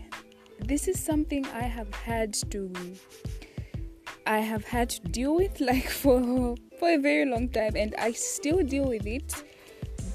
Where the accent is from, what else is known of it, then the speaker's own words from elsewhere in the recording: Zambia; I'm from Zambia, and I attend the University of Zambia